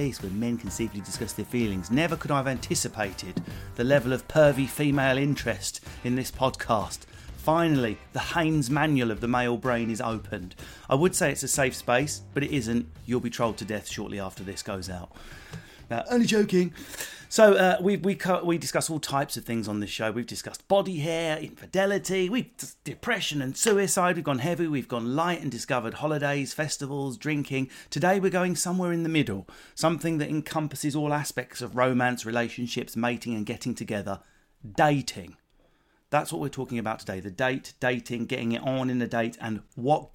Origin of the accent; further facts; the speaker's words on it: England, United Kingdom; being English